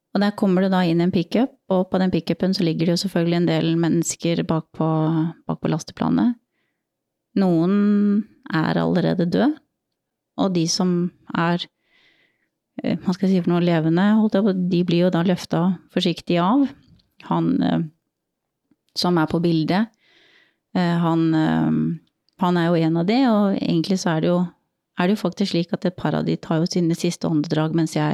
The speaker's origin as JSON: {"language": "Norwegian", "country": "Norway", "said": "Vi har hatt mye, mye humor med det når vi har vært på øvelse hjemme i Norge også, og sitter i kø liksom på E6-en eller hva det også er for noe oppe i nord"}